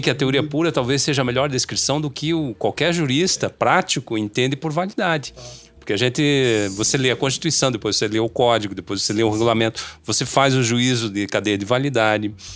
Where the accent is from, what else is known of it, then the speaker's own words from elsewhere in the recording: Brazil; O nosso mundo da vida enquanto brasileiro